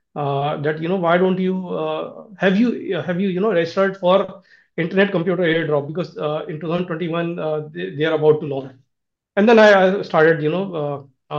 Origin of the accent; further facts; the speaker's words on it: India; I'm from India.